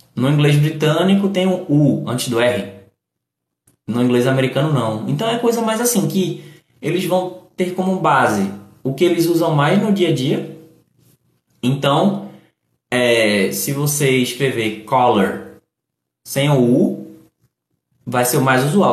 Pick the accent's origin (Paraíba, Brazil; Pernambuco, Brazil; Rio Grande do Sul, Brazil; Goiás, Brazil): Pernambuco, Brazil; Recife; also born or lived in Paulista, Pernambuco; eu sou do Recife, sou de Pernambuco, eu sou do Nordeste.